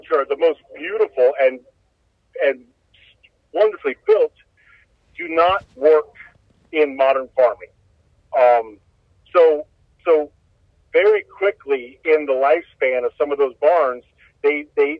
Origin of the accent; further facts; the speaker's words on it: Holmes County, Ohio, United States; I grew up in Holmes County and, you know, grew up working on farms and all that.